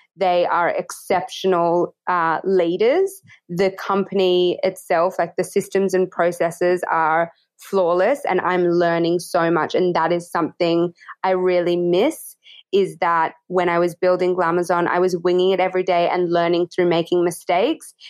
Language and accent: English; Australia